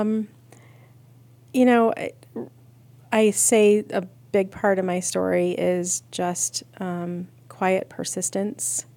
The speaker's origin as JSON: {"language": "English", "town": "Akron", "region": "Ohio", "country": "United States", "tie": "born or raised there", "said": "I was born and raised in Akron, Ohio."}